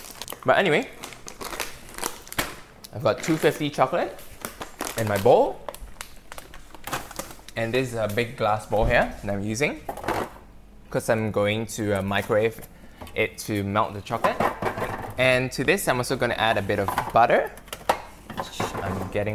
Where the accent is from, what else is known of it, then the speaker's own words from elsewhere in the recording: Malaysia; as a kid growing up in Malaysia.